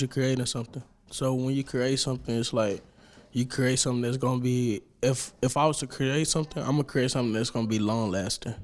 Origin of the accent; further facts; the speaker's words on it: Dallas, Texas, United States; I'm from Oak Cliff